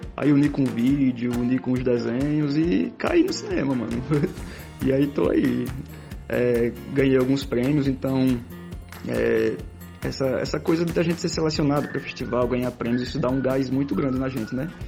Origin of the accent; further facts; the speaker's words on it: Itabaiana, Sergipe, Brazil; also born or lived in Aracaju; Eu sou de Aracaju, mas na infância eu morei aqui em Itabaiana, então morei no sítio dos meus avós